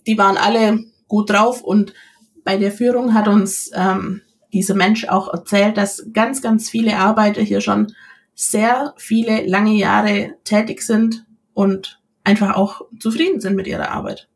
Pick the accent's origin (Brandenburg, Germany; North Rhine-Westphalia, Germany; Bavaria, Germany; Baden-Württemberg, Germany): Baden-Württemberg, Germany; near Ulm; ich komme aus der Nähe von Ulm